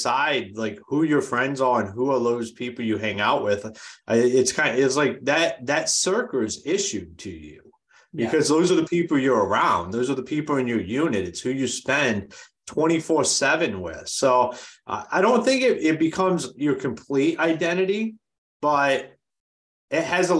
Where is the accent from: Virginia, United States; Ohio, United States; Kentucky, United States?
Ohio, United States; Akron; moved away as an adult; now in Grand Rapids, United States; I'm originally from Akron, Ohio. I left there when I was about 22, 23